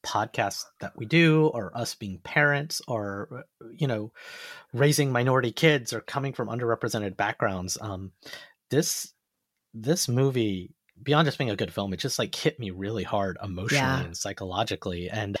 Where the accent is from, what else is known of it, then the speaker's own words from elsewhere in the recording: Alabama, United States; an Indian American boy who came from Alabama with a banjo on my knee.